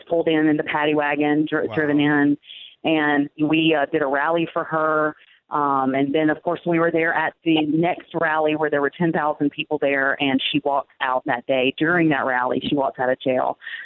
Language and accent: English; the Bible Belt, United States; I grew up in the Bible Belt